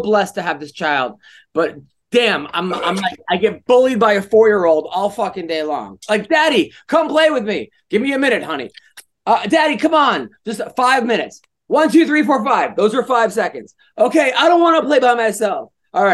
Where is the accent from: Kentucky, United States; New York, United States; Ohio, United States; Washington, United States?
New York, United States; I'm from New York.